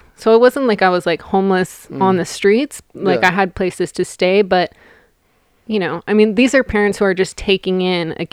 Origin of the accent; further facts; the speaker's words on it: Eugene, Oregon, United States; moved away as an adult; also born or lived in Washington; now in Southern California, United States; I'm from Eugene